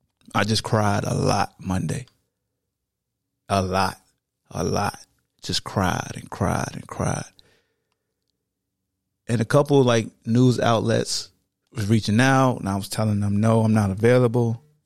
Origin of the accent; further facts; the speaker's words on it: Hampton, Virginia, United States; my family. We come from Hampton, Virginia.